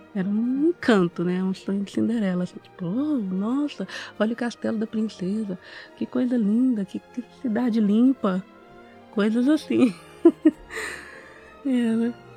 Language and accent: Portuguese; Uberaba, Minas Gerais, Brazil; moved away as an adult; now in Boston, United States; eu nasci em Uberaba